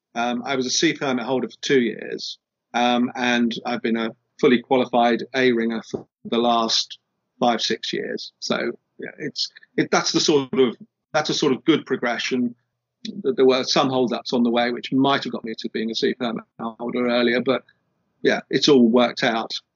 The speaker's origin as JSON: {"language": "English", "country": "United Kingdom", "said": "we're British"}